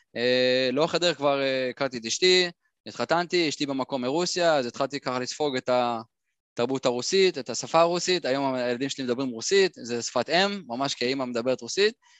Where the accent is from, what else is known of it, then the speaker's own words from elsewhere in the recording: Ra'anana, Central District, Israel; moved away as an adult; אני נולדתי ברעננה, ככה גדלתי